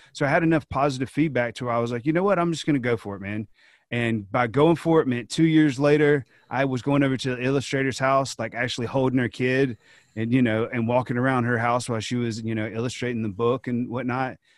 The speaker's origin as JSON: {"language": "English", "region": "Georgia", "country": "United States", "tie": "born or raised there", "said": "kids in my home state"}